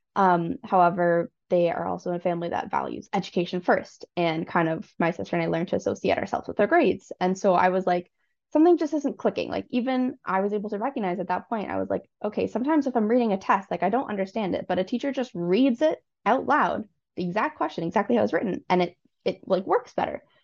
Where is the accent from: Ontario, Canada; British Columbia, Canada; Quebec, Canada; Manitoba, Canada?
Ontario, Canada; Newmarket; I was born and raised in Newmarket